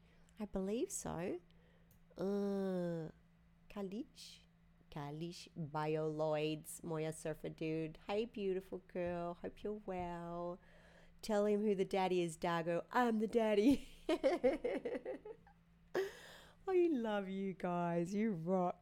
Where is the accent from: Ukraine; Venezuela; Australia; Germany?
Australia; accent: Aussie; moved away; down there in my hometown.